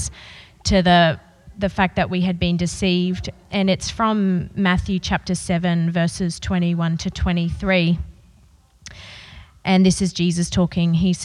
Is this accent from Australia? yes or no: yes; Brisbane, Queensland, Australia; I grew up in Brisbane in a really loving